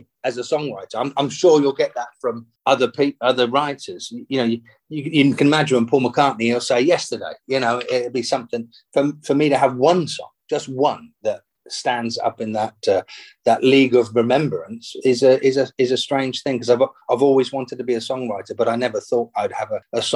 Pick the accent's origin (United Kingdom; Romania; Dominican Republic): United Kingdom; England; my mum and I grew up in England